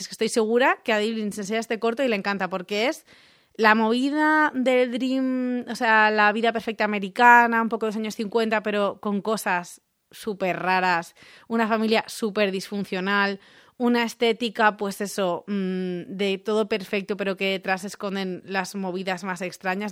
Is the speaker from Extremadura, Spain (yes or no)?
no; Rocafort, Valencian Community, Spain; es de mi pueblo.